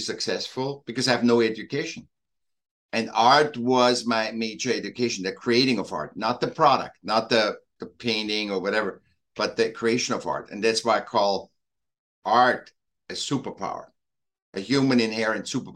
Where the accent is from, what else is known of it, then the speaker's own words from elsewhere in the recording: Vienna, Austria; moved away; also born or lived in Newport Beach, California; I was born in Vienna, Austria, in Europe